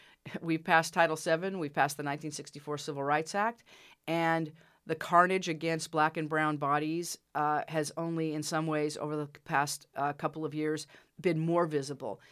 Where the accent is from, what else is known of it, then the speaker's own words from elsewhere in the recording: Utah, United States; moved away; I'm from Utah originally